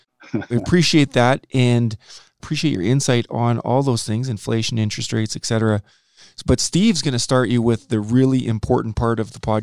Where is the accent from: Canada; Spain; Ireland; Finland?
Canada; I'm Canadian